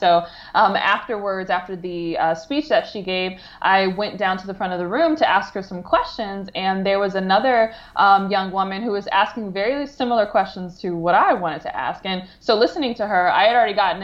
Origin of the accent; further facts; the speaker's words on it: Detroit, Michigan, United States; moved away as an adult; I grew up in the Metro Detroit area